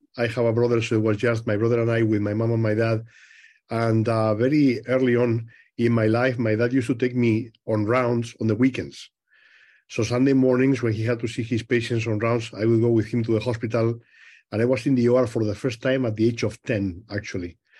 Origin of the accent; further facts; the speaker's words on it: Madrid, Community of Madrid, Spain; moved away as an adult; also born or lived in Rochester, Minnesota; now in United States; I was born in Madrid